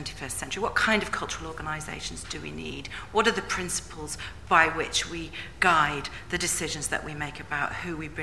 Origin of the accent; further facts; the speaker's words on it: Leeds, Yorkshire and the Humber, United Kingdom; moved away as an adult; also born or lived in South West England; I grew up in Leeds